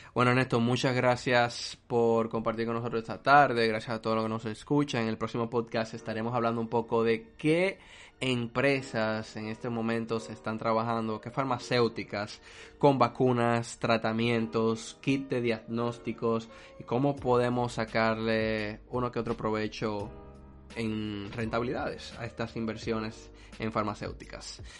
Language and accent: Spanish; Dominican Republic; en mi país